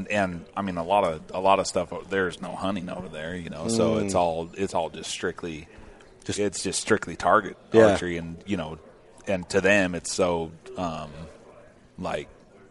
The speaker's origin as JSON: {"language": "English", "region": "Idaho", "country": "United States", "tie": "born or raised there", "said": "I'm from Idaho. That's my home state."}